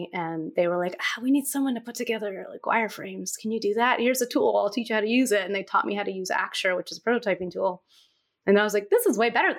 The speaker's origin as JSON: {"language": "English", "region": "Istanbul", "country": "Turkey", "tie": "born or raised there", "said": "when I went back to Turkey one summer, which is where I'm from. I grew up in Istanbul, Turkey, because my father's Turkish and my mother's American."}